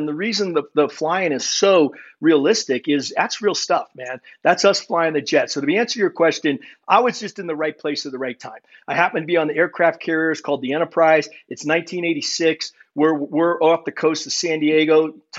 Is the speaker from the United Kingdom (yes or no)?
no; Germany; born there; So for me, I was born in Germany. My dad was an army officer.